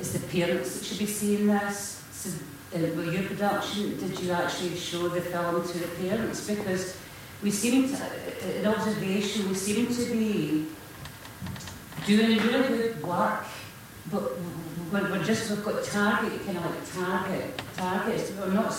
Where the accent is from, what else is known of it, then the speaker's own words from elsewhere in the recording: South Ayrshire, Scotland, United Kingdom; I'm from South Ayrshire